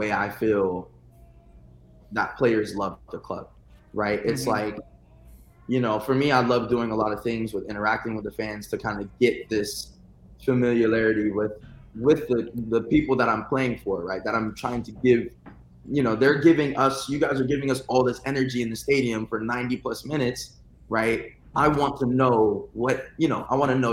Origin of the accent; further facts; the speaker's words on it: California, United States; I'm from California